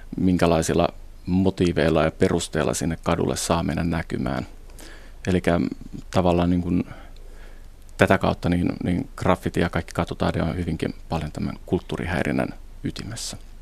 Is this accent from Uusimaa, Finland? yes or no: yes; Helsinki, Uusimaa, Finland; mä itse Helsingistä kotoisin